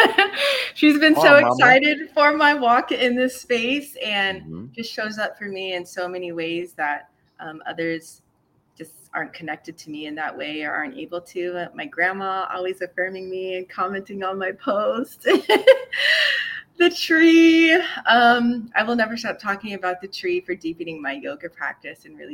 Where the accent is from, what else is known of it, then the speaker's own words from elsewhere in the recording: San Antonio, Texas, United States; also born or lived in Atlanta / Seattle; now in Los Angeles, United States; I'm from San Antonio, Texas, originally